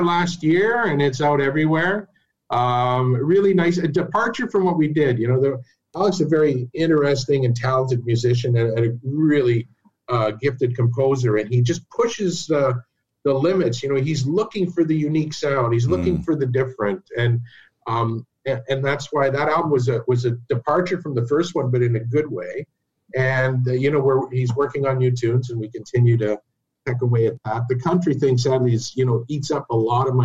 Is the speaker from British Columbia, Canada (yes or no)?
no; Chapleau, Ontario, Canada; moved away as an adult; also born or lived in Ottawa, Canada; my hometown, Chaplow